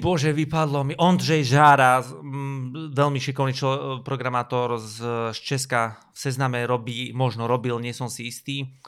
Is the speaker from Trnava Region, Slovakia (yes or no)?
no; Banská Bystrica, Banská Bystrica Region, Slovakia; ja som z Bystrice, my točíme každé euro